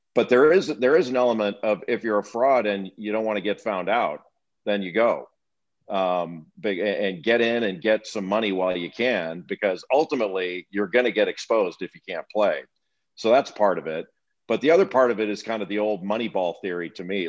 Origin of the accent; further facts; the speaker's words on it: Los Angeles, California, United States; moved away; also born or lived in East Coast, United States; I grew up in Los Angeles and I've, I always considered myself a Californian and I've lived twice as long on the East Coast as I ever did on the West